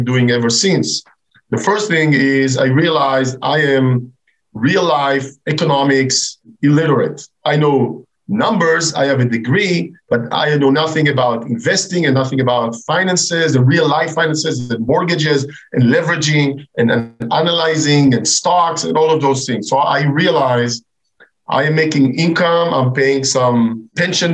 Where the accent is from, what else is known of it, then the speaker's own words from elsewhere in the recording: Israel; moved away as an adult; I'm originally from Israel